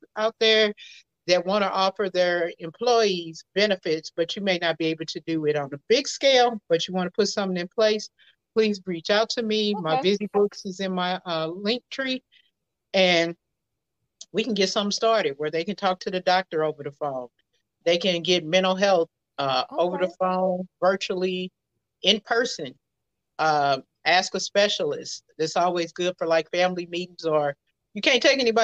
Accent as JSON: {"language": "English", "town": "St. Louis", "region": "Missouri", "country": "United States", "moved": "yes", "lives_now": "Houston, United States", "said": "I'm originally from St. Louis. I'm residing in the Houston area right now"}